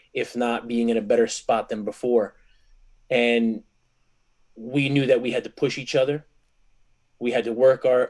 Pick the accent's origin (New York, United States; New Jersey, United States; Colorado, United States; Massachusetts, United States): New Jersey, United States; Garfield; also born or lived in Lodi, New Jersey; I was from Garfield growing up, and I transferred to Lodi sophomore year in high school